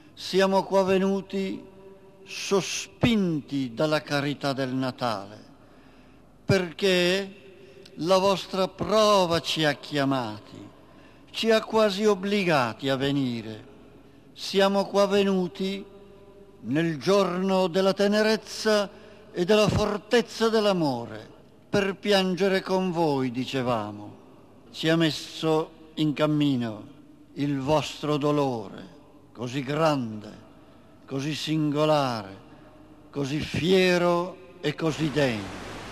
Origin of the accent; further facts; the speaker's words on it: Faenza, Emilia-Romagna, Italy; io ho più di 60 anni, vivo qui da sempre